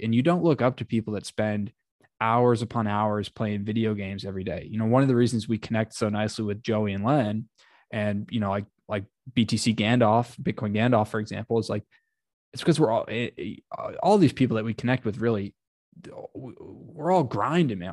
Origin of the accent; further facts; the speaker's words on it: Ohio, United States; Ohio, I'm from Ohio